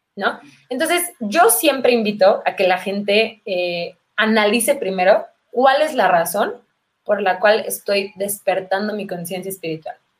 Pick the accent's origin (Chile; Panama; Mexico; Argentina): Mexico; Mexico City; Chilanga quiere decir originaria de la Ciudad de México y llevo toda la vida viviendo por acá